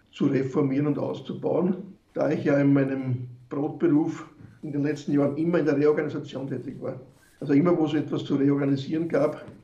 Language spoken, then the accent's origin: German; Wiener Neustadt, Lower Austria, Austria; mein neuestes Projekt ist jetzt in Wiener Neustadt, wo ich herkomme, meine Heimatstadt oder Bezirksstadt